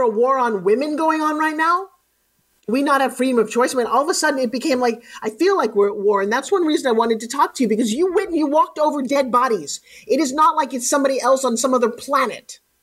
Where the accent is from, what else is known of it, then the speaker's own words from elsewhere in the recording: Long Island, New York, United States; I live on the beach in Long Island.